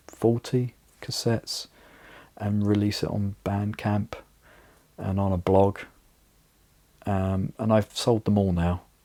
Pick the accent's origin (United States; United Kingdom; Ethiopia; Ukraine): United Kingdom; now in Riga, Latvia; my hometown in the UK